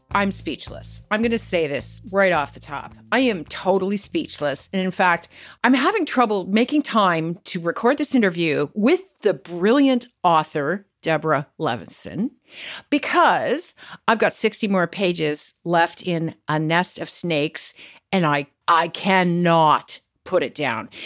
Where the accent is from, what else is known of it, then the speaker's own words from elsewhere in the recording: Canada; I was born and raised and lived in Canada my entire life